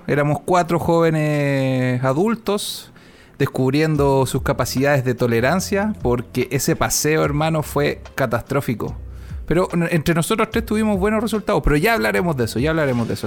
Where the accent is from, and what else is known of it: Chile